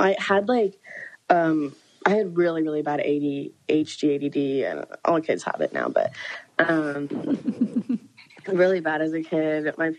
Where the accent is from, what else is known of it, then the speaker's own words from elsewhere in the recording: Texas, United States; I grew up in Texas.